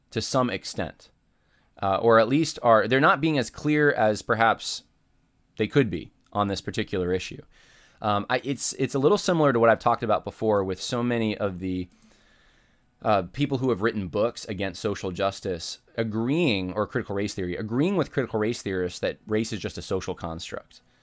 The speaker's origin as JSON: {"language": "English", "country": "United States", "said": "We share a homeland in common."}